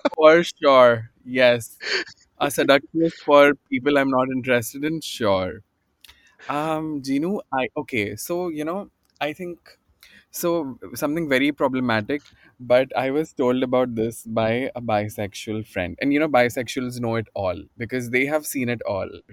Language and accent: English; Bhopal, Madhya Pradesh, India; moved away as an adult; now in Mumbai, India; I'm uh, I'm I'm from Bhopal, right? And I was very new in Bombay in, in 2007 yet.